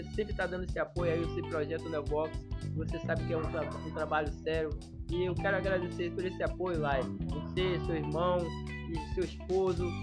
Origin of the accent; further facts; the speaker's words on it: Nova Brasília, Brazil; um irmão que a gente foi criado junto em Nova Brasília, né?